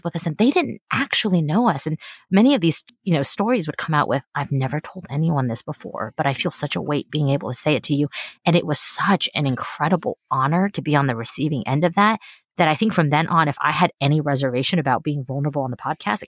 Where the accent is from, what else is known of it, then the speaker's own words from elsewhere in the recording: Texas, United States; first language Mandarin Chinese; English is a second language; I'm Chinese, and I grew up in Texas